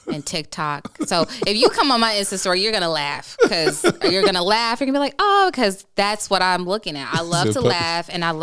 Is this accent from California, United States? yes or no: no; Chicago, Illinois, United States; Look, I'm from the South Side of Chicago. Look, sometimes we just, you should hear my family.